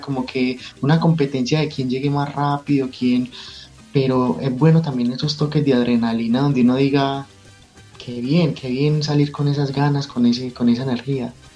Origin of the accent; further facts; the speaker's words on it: Medellín, Antioquia, Colombia; Soy de Medellín, Colombia